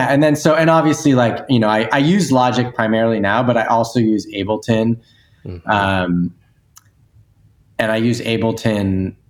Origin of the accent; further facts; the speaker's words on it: East Coast, United States; I grew up in the East Coast, went to school out there too, moved out to the West Coast.